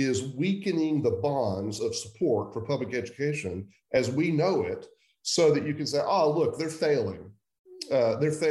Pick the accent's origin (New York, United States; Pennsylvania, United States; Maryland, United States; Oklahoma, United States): Oklahoma, United States; suburb of Oklahoma City, Central; So I grew up in Central Oklahoma. I was born in 1961, so I'm 60 years old. I grew up largely in a suburb of Oklahoma City